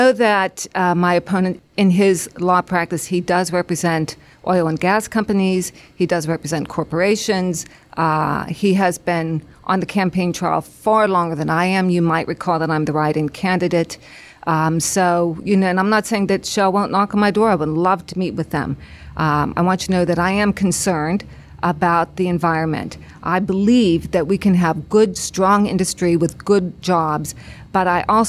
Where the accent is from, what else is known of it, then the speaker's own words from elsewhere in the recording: Beaver County, Pennsylvania, United States; I grew up in Beaver County. I graduated from Freedom High School. I've lived specifically in the 15th District for 31 years.